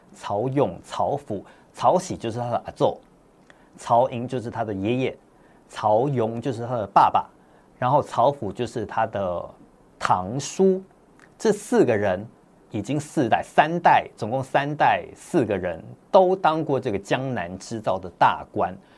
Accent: Taipei, Taiwan; also born or lived in Hong Kong; 我这在香港出生的之后呢，我们就全家人一起搬到台北，在台北开始读书生活工作

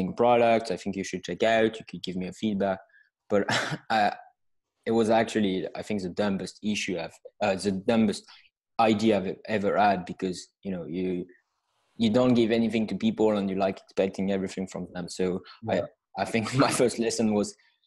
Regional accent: France; accent: French; English is a second language; I'm hailing from France with my accent.

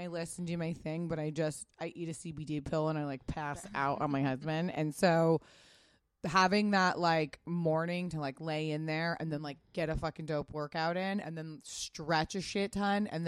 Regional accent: Pasadena, California, United States; I grew up in Pasadena.

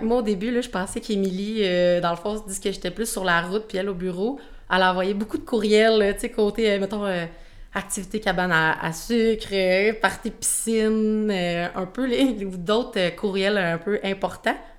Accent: Shawinigan, Quebec, Canada; j'ai 23 ans, je viens de Shawinigan.

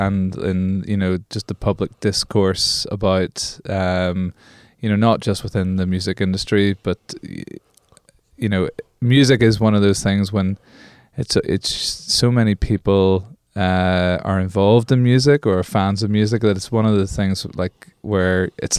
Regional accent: Belfast, Northern Ireland, United Kingdom; accent: Belfast; also born or lived in London; Like, I'm from Belfast, Northern Ireland. This is essentially a Belfast accent, and when I lived in London, I used to go back to Belfast

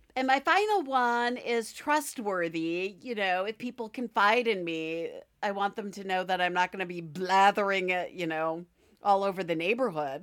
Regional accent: Midwest, United States; accent: Midwestern; my Midwestern accent

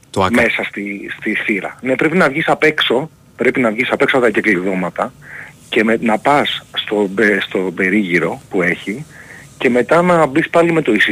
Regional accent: Kalamata, Peloponnese, Greece; now in Athens, Greece; και μένω Αθήνα πούμε τα τελευταία χρόνια δεν έχω δει δηλαδή είμαι από Καλαμάτα ας πούμε

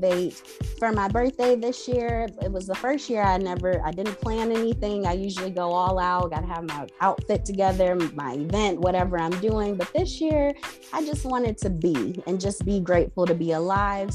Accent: Rochester, New York, United States; also born or lived in Nashville, Tennessee; now I'm back in my home state of Rochester, New York

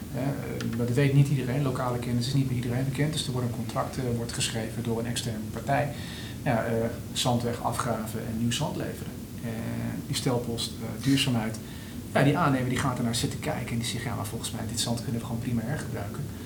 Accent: Netherlands; we wel als Nederlanders

